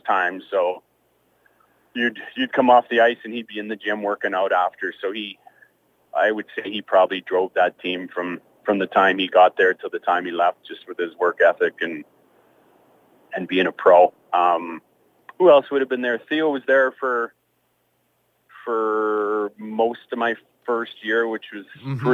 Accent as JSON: {"language": "English", "country": "Canada", "tie": "born or raised there", "said": "Growing up in Canada and hockey, and then playing in Calgary"}